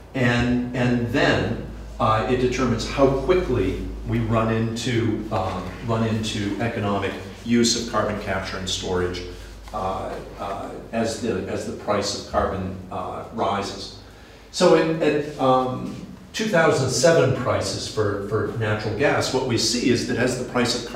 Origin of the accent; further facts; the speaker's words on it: Indiana, United States; I'm from Indiana, and that's right here.